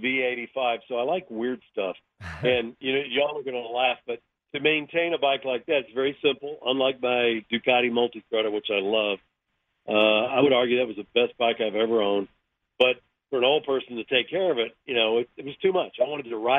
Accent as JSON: {"language": "English", "town": "Dallas", "region": "Texas", "country": "United States", "tie": "born or raised there", "said": "my neighbor, who's my buddy from high school, and we grew up in Dallas"}